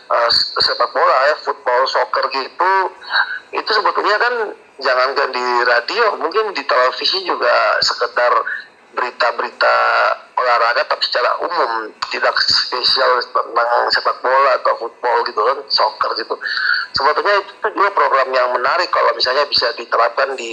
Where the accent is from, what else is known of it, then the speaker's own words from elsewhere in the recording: Maluku, Indonesia; salahnya di di Maluku Tenggara di IG karena saya memang dari sana